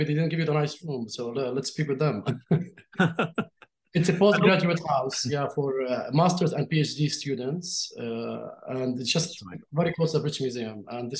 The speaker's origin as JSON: {"language": "English", "town": "Jerusalem", "country": "Palestine", "tie": "born there", "said": "I was born in Jerusalem under Israeli occupation, and there's nothing I can do about that, about this fact."}